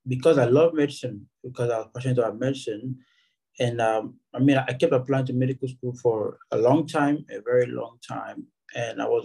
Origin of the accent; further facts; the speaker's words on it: Akwa Ibom, Nigeria; also born or lived in Ebonyi State; a native of a Ebonyi State in Nigeria, but I was born and raised in Akwa Ibom State